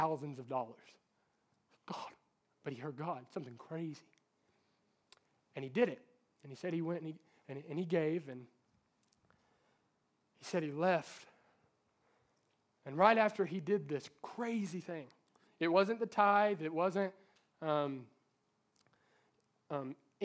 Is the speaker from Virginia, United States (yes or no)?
yes; Norton, Virginia, United States; That's my hometown.